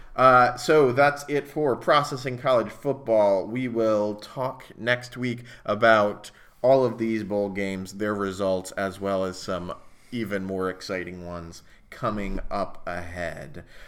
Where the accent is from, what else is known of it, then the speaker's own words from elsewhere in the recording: Clearwater, Florida, United States; I am from Clearwater. I was born there